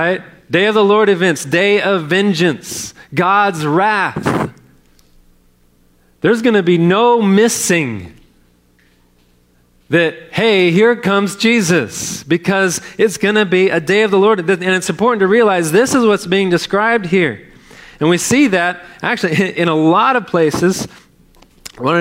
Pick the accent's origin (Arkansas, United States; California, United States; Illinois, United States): California, United States; now in Texas, United States; I grew up in California.